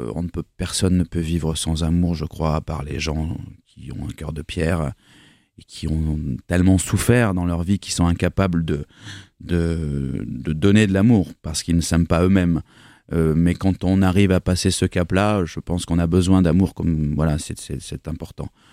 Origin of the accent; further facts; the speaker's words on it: Bordeaux, Nouvelle-Aquitaine, France; also born or lived in Bergerac; je suis bordelais